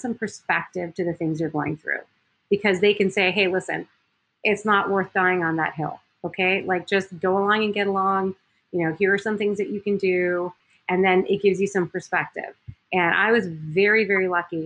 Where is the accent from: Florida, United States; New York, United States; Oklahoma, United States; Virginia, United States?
Florida, United States; Miami; moved away as an adult; also born or lived in Eau Claire, Wisconsin / Green Bay, Wisconsin; I was from Miami, Florida